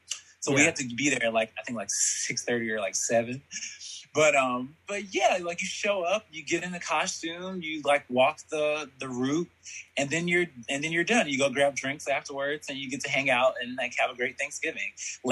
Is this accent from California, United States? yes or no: no; Columbus, Georgia, United States; also born or lived in Birmingham, Alabama; I'm from Georgia. Nice. Georgia. I was born in Birmingham, Alabama.